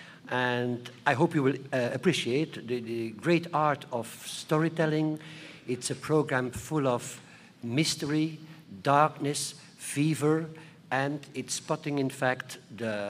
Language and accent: English; Flanders, Belgium; I'm also coming from a schizophrenic country, Belgium. We have two communities, the Flemish part. I am from the Flemish part.